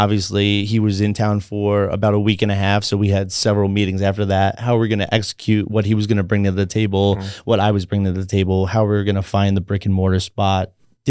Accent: Long Island, New York, United States; now in Las Vegas, United States; back home, I'm from Long Island, New York.

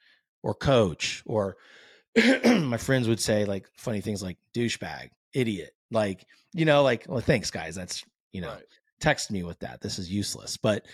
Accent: California, United States; I grew up in the San Francisco Bay. So, I mean, big Jerry Rice, Joe Montana guy

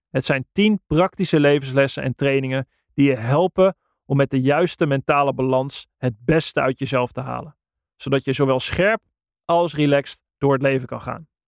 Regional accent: Netherlands; wij zijn Nederlander, we zijn in een heel klein landje opgegroeid.

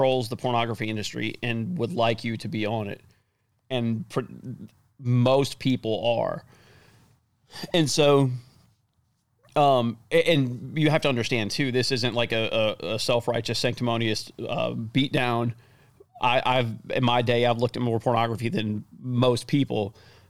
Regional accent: United States; as American men

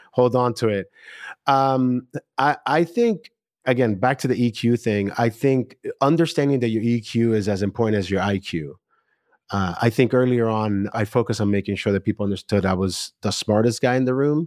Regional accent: New York, United States; I'm a New Yorker

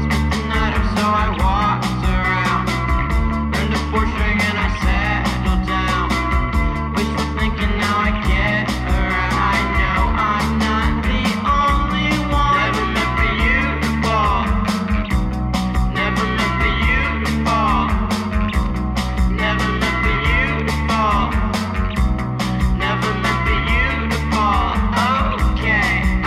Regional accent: Charlotte, North Carolina, United States; now in New York City, United States; I'm from Charlotte.

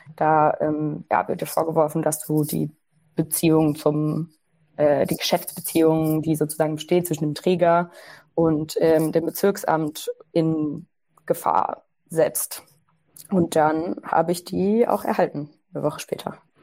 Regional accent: Ruhr area, North Rhine-Westphalia, Germany; ich komme aus dem Ruhrgebiet

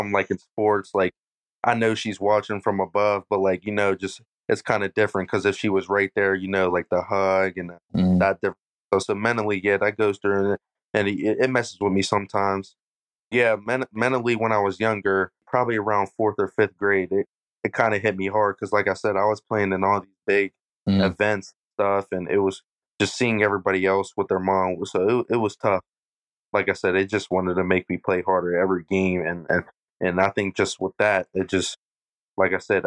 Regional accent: Uniontown, Pennsylvania, United States; I grew up in Uniontown

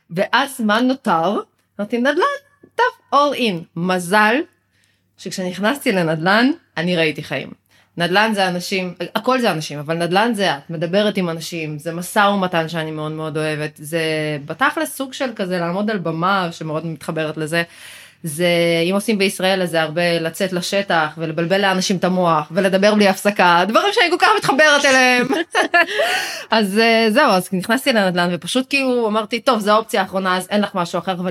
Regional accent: Ma'alot-Tarshiha, Northern District, Israel; התחלתי לעבוד בשוק בנהריה, במקור אני ממעלות. אה, כבר גרתי אז במרכז

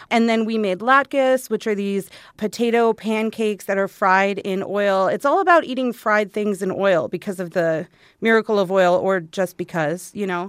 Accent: Arizona, United States; I grew up here in Arizona

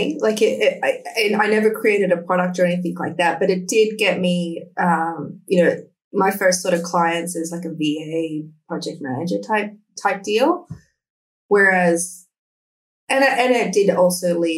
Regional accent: Canberra, Australian Capital Territory, Australia; moved away as an adult; also born or lived in Sydney; We had moved from my hometown, Canberra, to Sydney by that point

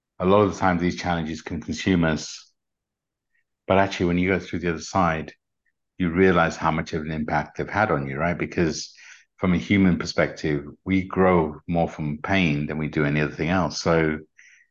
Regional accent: United Kingdom; accent: British; my British accent

